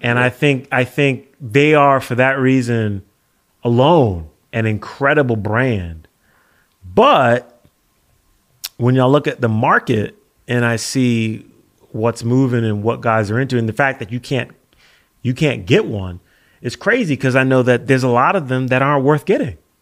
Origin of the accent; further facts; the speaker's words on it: United States; as an American